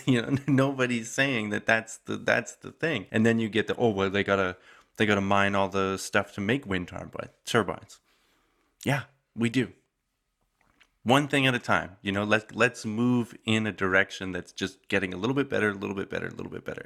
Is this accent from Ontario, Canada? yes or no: no; Calgary, Alberta, Canada; my hometown, Calgary